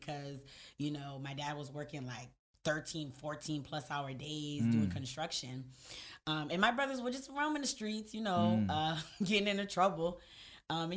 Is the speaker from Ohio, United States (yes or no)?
no; Boynton Beach, Florida, United States; I grew up in South Florida